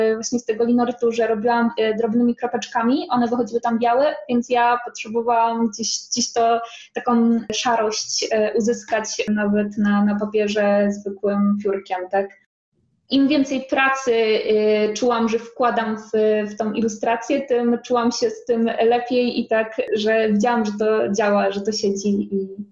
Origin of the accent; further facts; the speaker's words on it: Poland; moved away as an adult; now in Łódź, Poland; nie jestem z Łodzi, bo ja chodzę z takiej mojej wioski 100 kilometrów i, i tak w sumie przyjechałam na studia